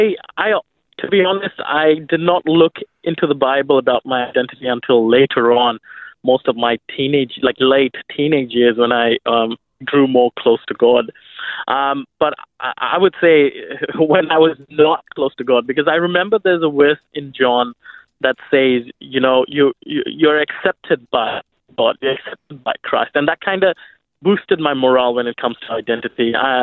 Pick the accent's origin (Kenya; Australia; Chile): Kenya; also born or lived in India; So I grew up in Kenya most of my life, probably 15 years. So when we were in Kenya, I think, because I am originally from India, I was born there, and my parents were sent to Kenya to do mission work.